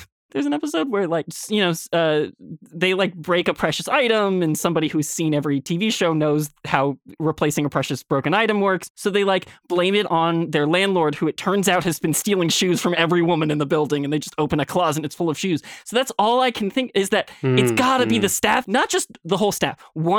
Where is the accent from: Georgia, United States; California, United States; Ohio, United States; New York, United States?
New York, United States; I grew up in Westchester, New York, and my house was sort of on a cul-de-sac pretty far into the woods.